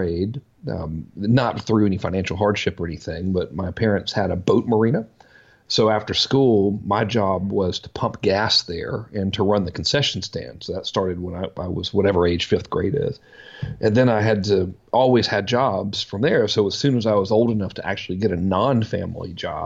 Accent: Macon, Georgia, United States; I grew up in Macon, Georgia, you know, no brothers and sisters

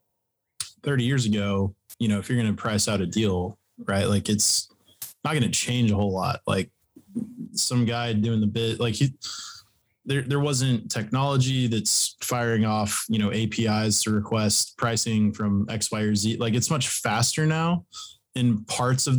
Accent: Texas, United States; I am from Texas.

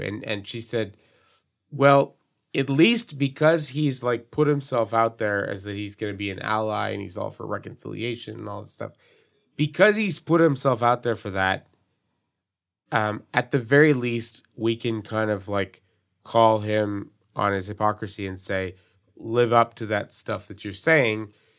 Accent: Montreal, Quebec, Canada; growing up in the Southwest of Montreal

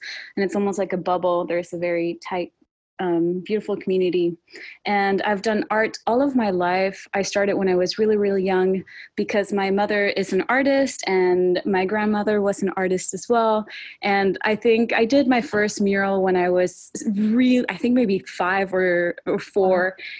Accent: Sonora, Mexico; moved away as an adult; also born or lived in Montreal; now in Oregon, United States; But I am originally from Mexico, Sonora, which is the northern state bordering with Arizona.

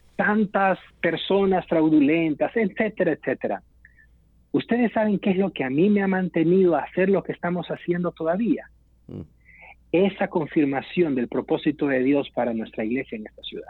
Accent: El Salvador; nuestro país, del modelo del Salvador, para mencionar un ejemplo. Hubo una iglesia que creció mucho en mi país

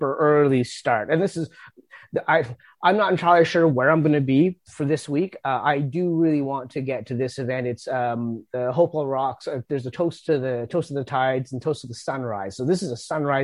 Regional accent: New Brunswick, Canada; also born or lived in Nova Scotia; I grew up in New Brunswick and lived in Nova Scotia for a bit, and coming back to New Brunswick

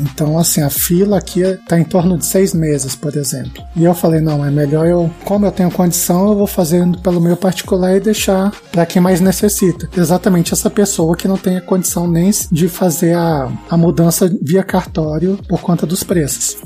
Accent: Brasília, Federal District, Brazil; sou de Brasília

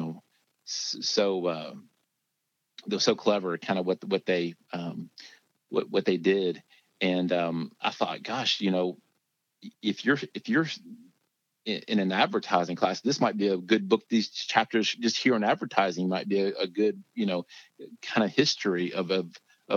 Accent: Lexington, Kentucky, United States; I grew up in Lexington, Kentucky

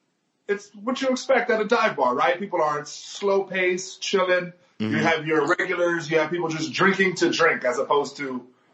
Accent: Miami, Florida, United States; moved away as an adult; also born or lived in Tampa; being from Miami, you're used to shit going to like 4, 5, 6.

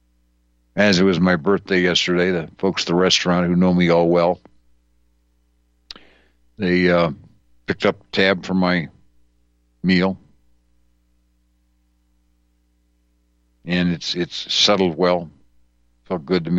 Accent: Wisconsin, United States; where I grew up in Wisconsin in the earlier years

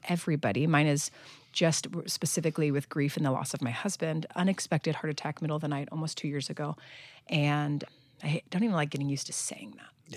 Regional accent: Long Beach, California, United States; small enough church in my hometown, Arboroath Church in Long Beach, California

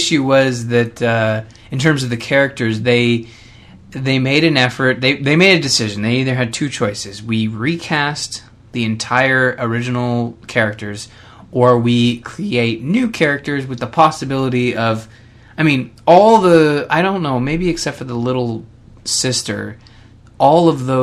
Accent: Canada; I'm Canadian

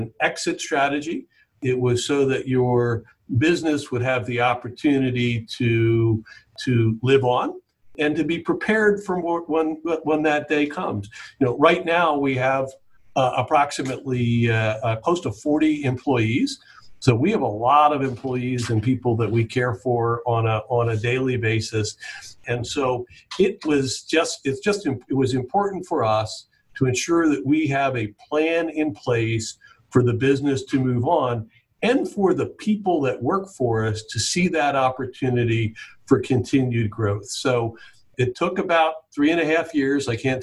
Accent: Jupiter Inlet Colony, Florida, United States; I grew up on Jupiter Inlet Colony, the beach and the inlet and the intercoastal and boating, and we were outside 24/7 as a kid

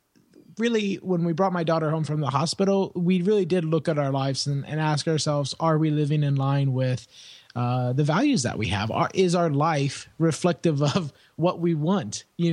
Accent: Indianapolis, Indiana, United States; I was born and raised in Indianapolis, Indiana, Midwestern boy, as we say over here in the States.

